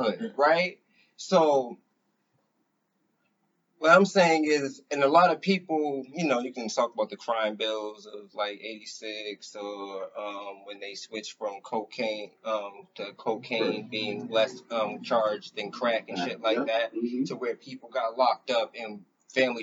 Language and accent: English; Boston, Massachusetts, United States; back when I was young, I had to defend Roxbury